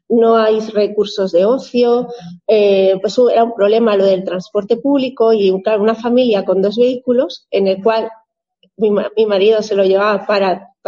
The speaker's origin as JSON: {"language": "Spanish", "town": "Zaragoza", "region": "Aragon", "country": "Spain", "lives_now": "Bielsa, Spain", "said": "mi, marido y yo somos eh, una pareja que vinimos de Zaragoza con nuestros tres pequeños, fuimos a parar a Bielsa"}